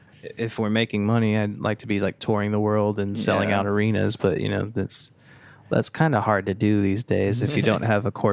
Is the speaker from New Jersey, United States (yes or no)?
no; Massachusetts, United States; Well, I'm from Massachusetts.